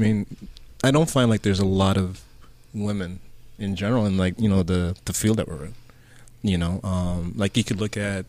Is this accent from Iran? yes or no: no; Antigua & Barbuda